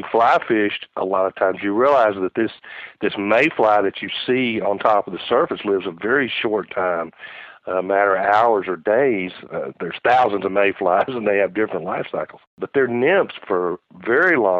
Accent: Dallas, Texas, United States; I grew up in the Dallas area

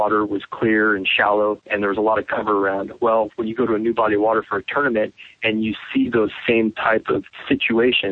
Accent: Southern California, United States; moved away as an adult; now in Georgia, United States; growing up in Southern California

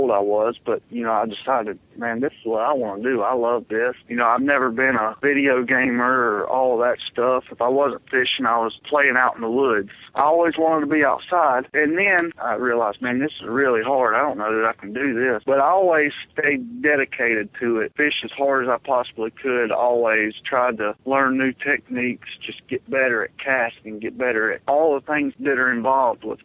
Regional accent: Belmont, North Carolina, United States; I grew up on Lake Wylie in North Carolina, Belmont, North Carolina, just south of Charlotte

